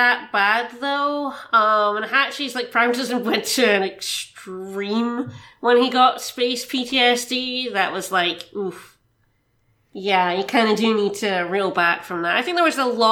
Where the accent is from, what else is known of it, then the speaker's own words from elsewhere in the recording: United Kingdom; Being British